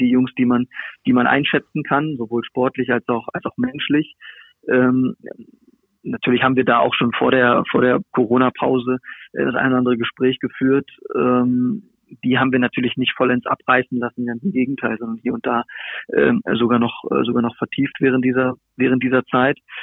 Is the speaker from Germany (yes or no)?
yes; Hanover, Lower Saxony, Germany; moved away; Hannover ist, ist ja meine Heimat. Also ich bin dort, äh, im, im, im Landkreis aufgewachsen, habe dort, äh, meine, meine Kindheit und Jugend verbracht.